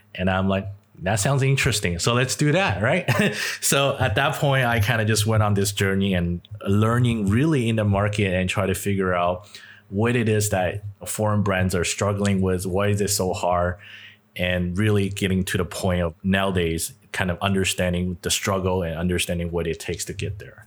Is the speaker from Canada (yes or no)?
yes; Canada; I'm Chinese, and I grew up in Canada